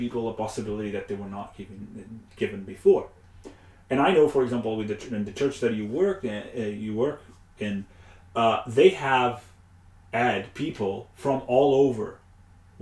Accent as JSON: {"language": "English", "country": "Portugal", "moved": "yes", "said": "back home, Portugal. I am from Portugal."}